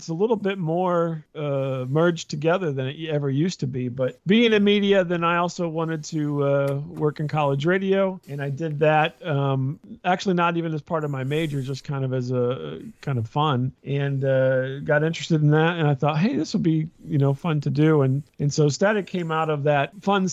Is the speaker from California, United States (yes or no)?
no; central Illinois, United States; I'm from Illinois, mm-hmm. not near Chicago, downstate Illinois, really central Illinois.